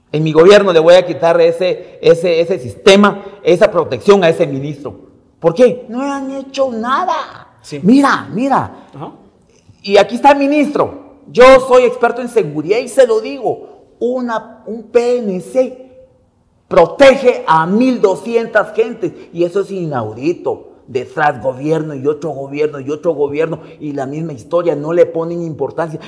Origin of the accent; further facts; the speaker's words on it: Izabal, Guatemala; Yo soy de pueblo, soy de Izabal.